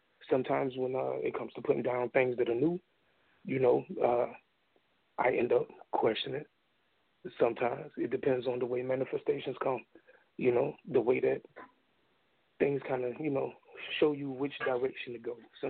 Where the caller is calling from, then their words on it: Orangeburg, South Carolina, United States; I'm calling in from Orangeburg.